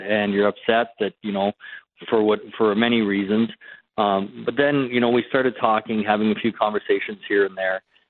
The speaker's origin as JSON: {"language": "English", "area": "just south of Winnipeg", "region": "Manitoba", "country": "Canada", "tie": "born or raised there", "moved": "yes", "said": "I am a Western Canadian person. You know, I grew up in Western. I grew up just south of Winnipeg."}